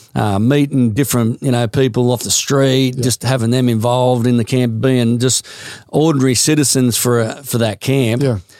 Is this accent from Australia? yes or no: yes; Queensland, Australia; I'm a Queenslander